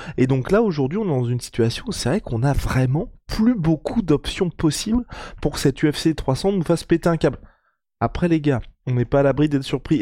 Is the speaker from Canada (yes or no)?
no; France; on est français